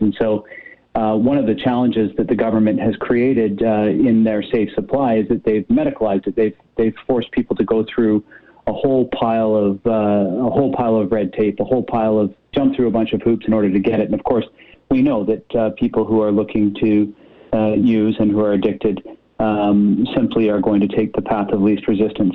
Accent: British Columbia, Canada; we as British Columbians

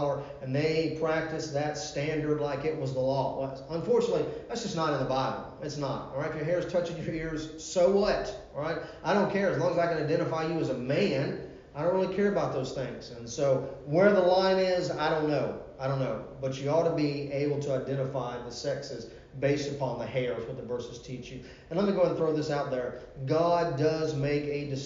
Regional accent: Virginia Beach, Virginia, United States; I grew up in Virginia Beach, Virginia.

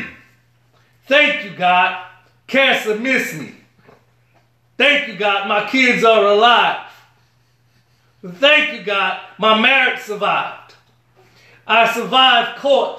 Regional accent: New Orleans, Louisiana, United States; I'm from New Orleans, Louisiana, a place with a mixture of gumbo or beliefs.

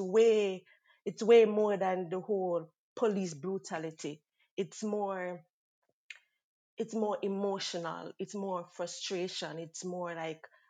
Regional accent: Jamaica; moved away as an adult; now in Canada; I am from Jamaica, born and grown, and I have migrated here since 2017

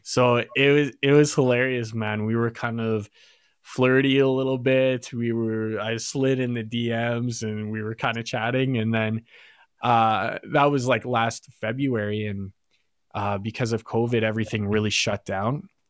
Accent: Fort Saskatchewan, Alberta, Canada; I'm originally from Fort Saskatchewan

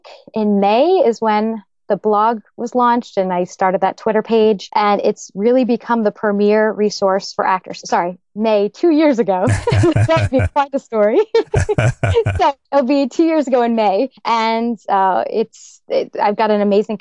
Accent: Tustin, California, United States; moved away as an adult; also born or lived in New York; I was born and raised in Orange County, California, actually in a little town called Tustin

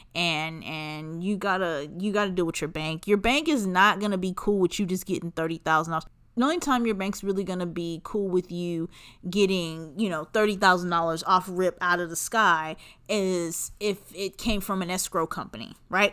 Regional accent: Los Angeles, California, United States; I'm from Los Angeles, and I would go downtown

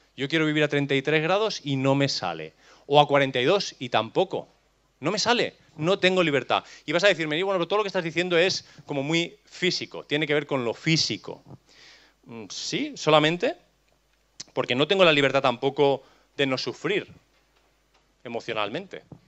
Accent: Catalonia, Spain; No tengo libertad para elegir mi lugar de nacimiento. Cachi, soy catalán

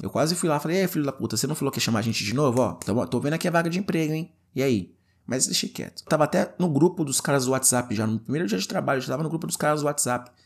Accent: Guarulhos, São Paulo, Brazil; moved away as an adult; eu sou de São Paulo, não é exatamente da capital São Paulo, mas sou de Guarulhos

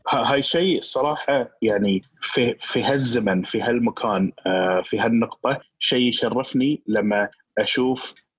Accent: Qatar; عندنا في قطر

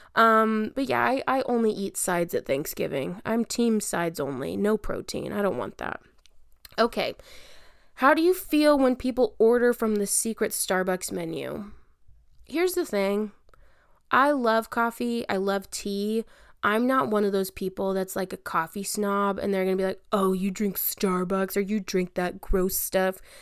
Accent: Albany, Texas, United States; also born or lived in Dallas, Texas / Lubbock, Texas; I'm back in my hometown of Albany, Texas

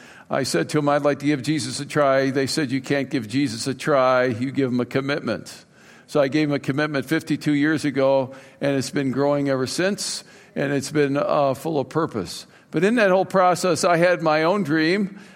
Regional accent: Cleveland, Ohio, United States; I was raised in Cleveland, Ohio.

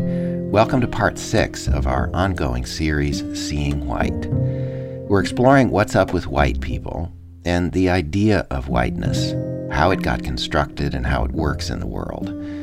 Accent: Mankato, Minnesota, United States; moved away as an adult; now in North Carolina, United States; When I was a little kid growing up in Mankato, Minnesota

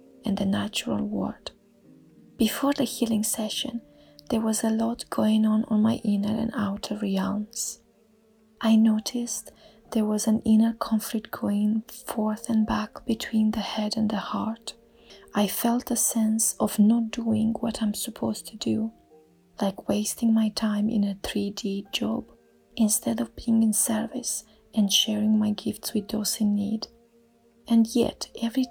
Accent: Romania; now in England; I'm originally from Romania and I currently live in England.

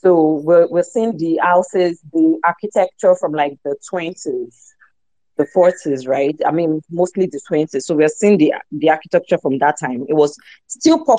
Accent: Accra, Greater Accra, Ghana; I grew up in Accra and I see this kind of buildings all the time.

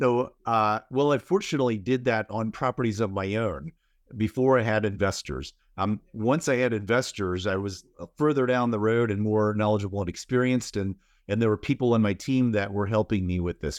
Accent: Seattle, Washington, United States; I'm from Seattle

